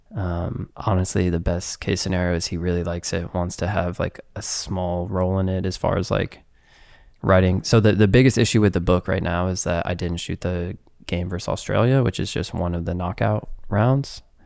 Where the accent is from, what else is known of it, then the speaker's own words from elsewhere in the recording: United States; Being American